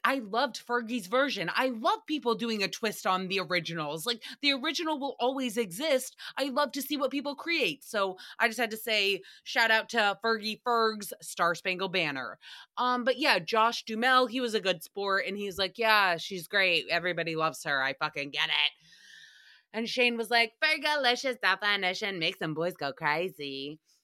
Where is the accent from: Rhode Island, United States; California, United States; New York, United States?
Rhode Island, United States; I grew up in Rhode Island